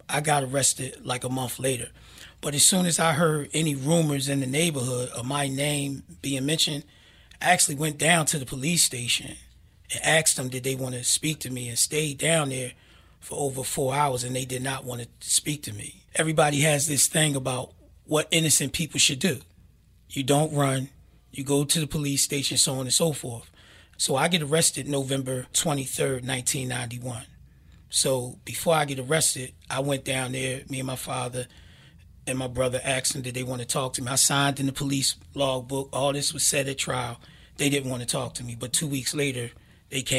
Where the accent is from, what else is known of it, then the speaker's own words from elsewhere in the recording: Philadelphia, Pennsylvania, United States; An area that I grew up in North Philadelphia, Abbotsford Projects